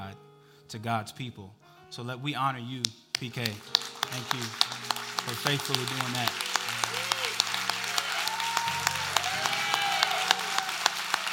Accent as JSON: {"language": "English", "town": "Dallas", "region": "Texas", "country": "United States", "tie": "born or raised there", "moved": "as an adult", "lives_now": "Georgia, United States", "said": "We moved here from Dallas, Texas in October. We have never lived anywhere but Dallas"}